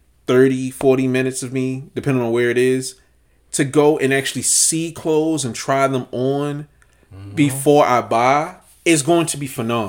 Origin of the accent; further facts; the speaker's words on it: Baltimore, Maryland, United States; Like, let's not front like Baltimore's known for its fashion. Most people assumed I was from New York growing up because I could dress.